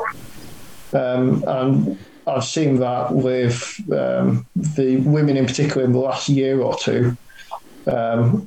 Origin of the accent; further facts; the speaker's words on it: St Helens, North West England, United Kingdom; moved away as an adult; also born or lived in Nottingham; I grew up in St. Helens, played all my childhood, and then came to University of Nottingham